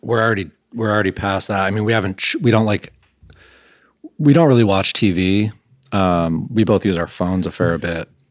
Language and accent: English; Grosse Pointe, Michigan, United States; moved away as an adult; also born or lived in Vermont; now in Burlington, United States; I grew up in Grosse Pointe, which is a nice, like, middle class to upper class suburb of Detroit.